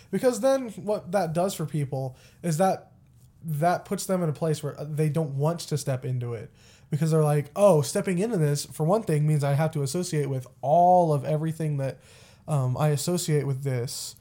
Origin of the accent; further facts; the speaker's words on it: Texas, United States; also born or lived in Springfield, Missouri; now in McPherson, United States; I grew up in Texas